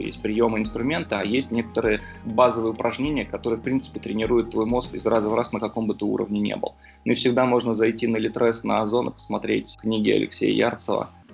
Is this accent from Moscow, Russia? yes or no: yes; Moscow, Russia; я сам из Южного Бутова